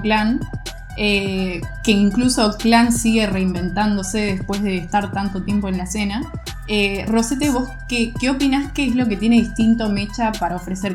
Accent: Costa Rica; yo siendo costarricense, aficionado al freestyle

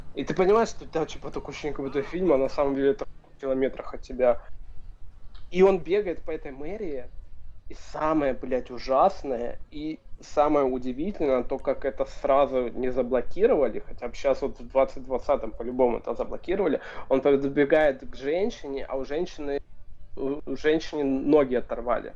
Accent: Luhansk, Luhansk Oblast, Ukraine; moved away as an adult; now in Kraków, Poland; сам я родом из э, Луганска

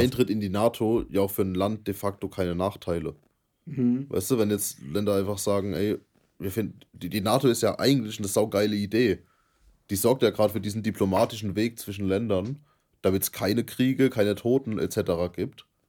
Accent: Germany; wir als Deutsche

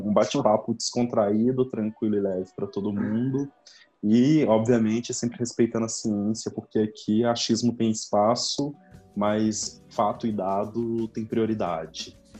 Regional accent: Betim, Minas Gerais, Brazil; assim como o Matheus, eu também sou daqui de Betim

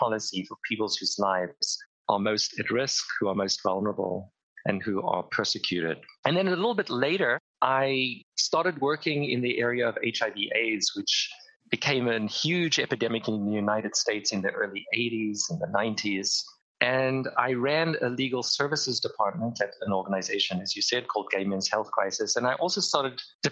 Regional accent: Cape Town, Western Cape, South Africa; moved away; I grew up in Cape Town, South Africa at the height of the apartheid regime

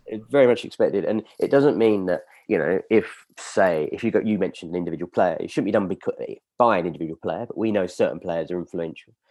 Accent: United Kingdom; we're all British

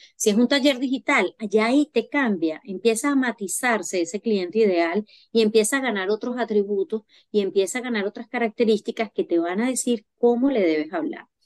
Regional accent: Venezuela; moved away as an adult; now in France; yo soy venezolana. Eh, llegué a Francia en el 2021

